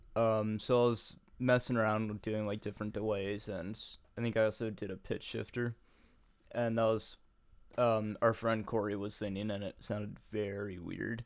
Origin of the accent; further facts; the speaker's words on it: United States; I'm an American